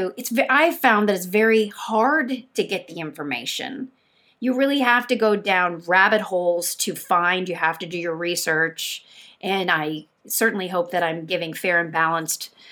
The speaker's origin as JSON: {"language": "English", "region": "Kentucky", "country": "United States", "tie": "born or raised there", "also_born_or_lived": "New York", "moved": "yes", "said": "I grew up in Kentucky"}